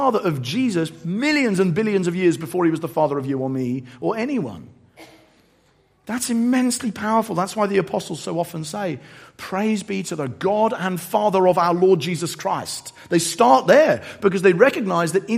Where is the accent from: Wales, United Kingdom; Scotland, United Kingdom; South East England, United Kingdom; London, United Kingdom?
South East England, United Kingdom; Eastbourne; my hometown of Eastbourne